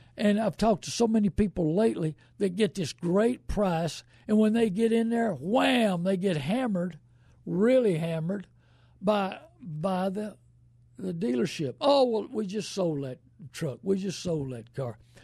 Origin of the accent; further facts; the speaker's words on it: New Braunfels, Texas, United States; born and raised in New Braunfels